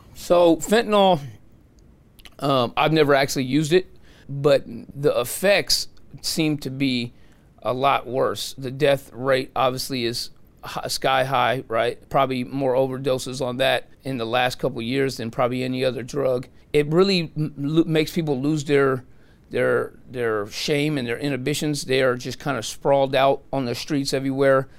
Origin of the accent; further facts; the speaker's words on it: San Francisco, California, United States; I'm from San Francisco. I was born and raised there.